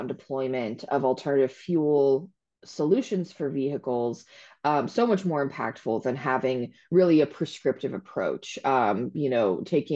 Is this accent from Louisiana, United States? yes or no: no; Akron-Canton area, Northeast Ohio, United States; moved away as an adult; now in Columbus, United States; I'm actually from Ohio, but I am originally from Northeast Ohio around the Akron-Canton area